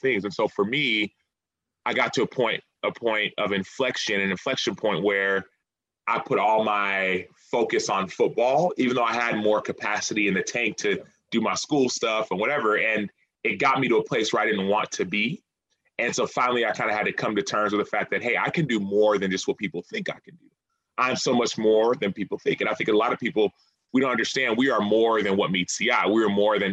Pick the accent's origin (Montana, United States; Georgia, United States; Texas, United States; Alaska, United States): Texas, United States; Dallas; I'm from Dallas